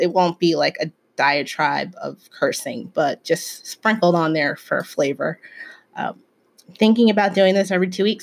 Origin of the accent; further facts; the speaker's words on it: Philadelphia, Pennsylvania, United States; also born or lived in Germantown, Philadelphia; I'm from West Philly